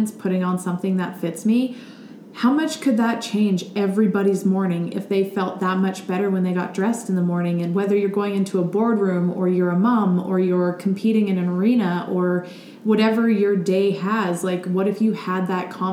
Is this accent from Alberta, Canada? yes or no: yes; Millarville, Alberta, Canada; also born or lived in Texas / Calgary; I grew up in Millerville, Alberta